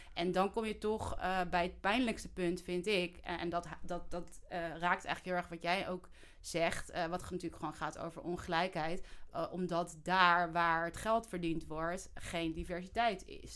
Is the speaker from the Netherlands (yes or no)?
yes; Netherlands; wij als Nederlanders onze geschiedenis helemaal niet kennen